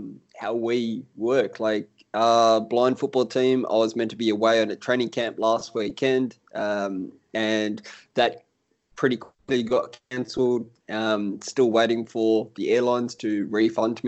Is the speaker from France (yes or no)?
no; Sydney, New South Wales, Australia; I'm here from Sydney, Australia